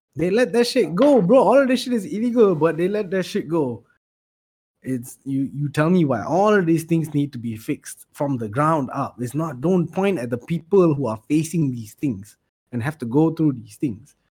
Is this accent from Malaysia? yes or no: yes; Malaysia; we were born here